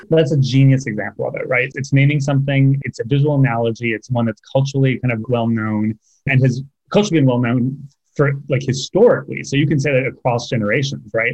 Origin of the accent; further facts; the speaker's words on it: California, United States; moved away as an adult; also born or lived in San Francisco / Los Angeles; now in New York, United States; I'd always identified as Californian